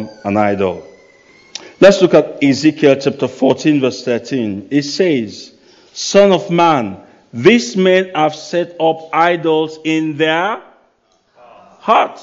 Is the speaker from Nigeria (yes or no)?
yes; Nigeria; moved away; I come from Nigeria. And in Nigeria, there's no pension system. So you got to take care of yourself when you are young. Otherwise, later in life, you might struggle. So I grew up with that mindset.